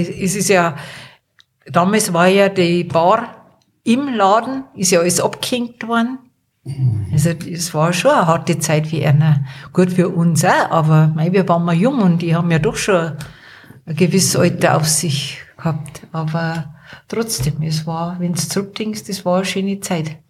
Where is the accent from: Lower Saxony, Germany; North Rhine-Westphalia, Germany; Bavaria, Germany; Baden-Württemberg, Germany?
Bavaria, Germany; Erding; now in Wartenberg, Germany; Ich bin in Erding aufgewachsen.